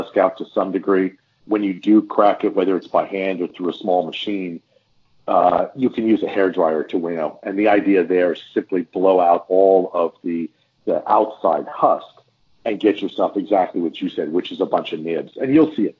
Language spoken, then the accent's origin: English; Texas, United States; we're from Texas